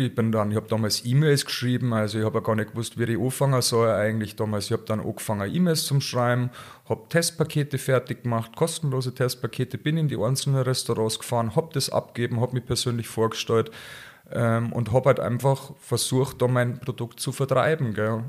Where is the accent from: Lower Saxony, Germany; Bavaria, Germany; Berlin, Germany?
Bavaria, Germany